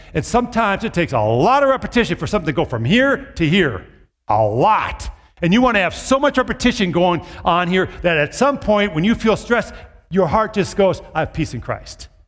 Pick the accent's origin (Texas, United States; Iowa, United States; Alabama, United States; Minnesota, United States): Minnesota, United States; Brooklyn Park; I grew up in the Twin Cities, in the suburb, Brooklyn Park.